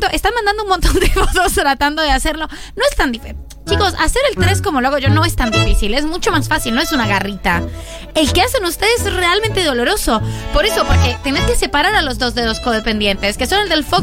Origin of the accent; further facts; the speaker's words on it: Bolivia; Soy de Bolivia.